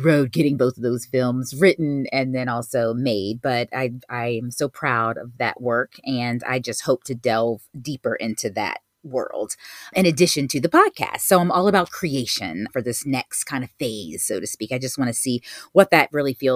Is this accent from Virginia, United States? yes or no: yes; Virginia Beach, Virginia, United States; moved away as an adult; now in New York City, United States; I'm originally from Virginia Beach